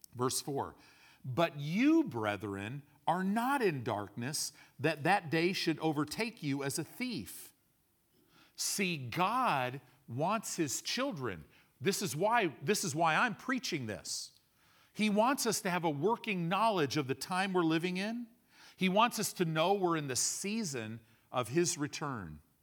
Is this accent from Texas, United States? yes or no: no; Southern California, United States; now in Nebraska, United States; growing up in Southern California